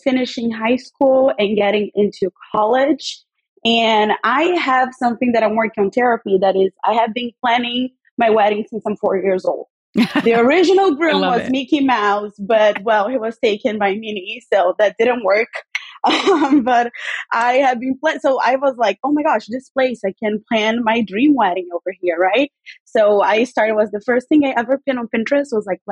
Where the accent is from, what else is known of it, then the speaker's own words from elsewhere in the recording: Rio de Janeiro, Brazil; moved away as an adult; also born or lived in New York; now in New Jersey, United States; I was born and raised in Rio, and now I live in America with my husband